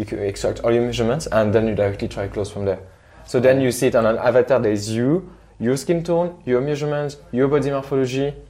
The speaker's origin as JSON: {"language": "English", "country": "Morocco", "moved": "yes", "lives_now": "Switzerland", "said": "I'm from Morocco"}